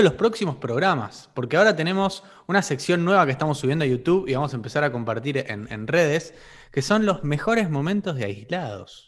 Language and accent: Spanish; Argentina